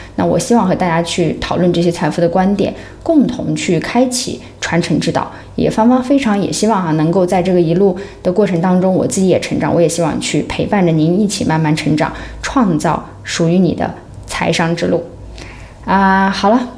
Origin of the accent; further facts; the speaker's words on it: Xinjiang, China; now in Hong Kong; 像我们是新疆人啊